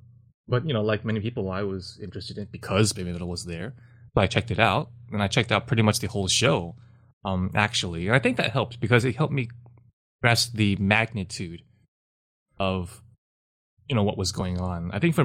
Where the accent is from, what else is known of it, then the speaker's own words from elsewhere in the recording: Taiwan; So I'm from Taiwan, and so Japanese culture is, to a certain extent, has permeated Taiwan to a large extent